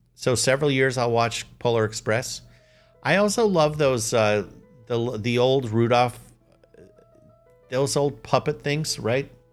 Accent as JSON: {"language": "English", "country": "United States", "tie": "born or raised there", "said": "I'm American. That's my nationality."}